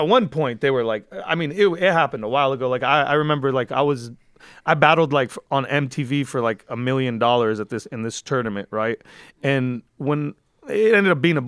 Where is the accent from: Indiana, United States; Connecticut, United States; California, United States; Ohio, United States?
California, United States; Like, I'm from the Valley, but, like, nobody was able to use that against me because I was in Compton, in South Central, in Inglewood